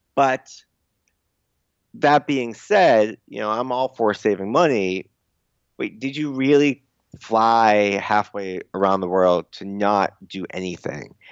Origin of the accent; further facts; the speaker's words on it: suburb outside Boston, Massachusetts, United States; first language English; in my suburb, like, outside Boston